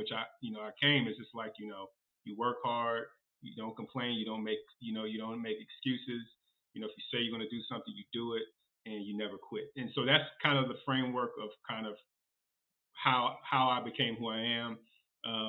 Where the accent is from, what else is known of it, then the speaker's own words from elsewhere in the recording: Virginia, United States; I'm from Virginia, so, born and raised